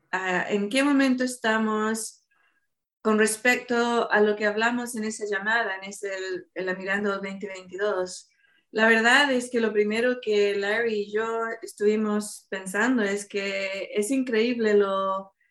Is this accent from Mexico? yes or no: no; Chile; born there; also born or lived in Argentina / Madrid, Spain / Seville, Spain; estuve viviendo en Chile, donde yo nací, viví en Argentina y también viví en España.